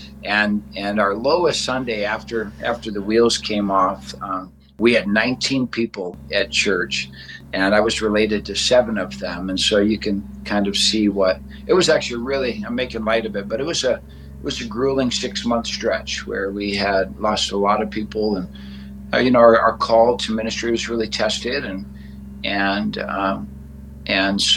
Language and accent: English; Detroit, Michigan, United States; moved away as an adult; also born or lived in Southern California; now in Bozeman, United States; We grew up out in Detroit, Michigan